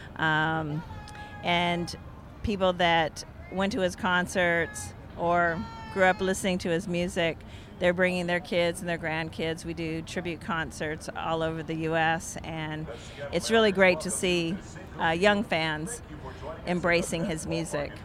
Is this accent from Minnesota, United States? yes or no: no; Seattle, Washington, United States; I was born and raised in Seattle